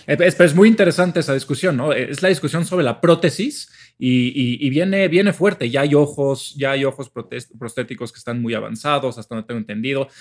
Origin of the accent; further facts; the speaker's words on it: Mexico; somos pinches mexicanos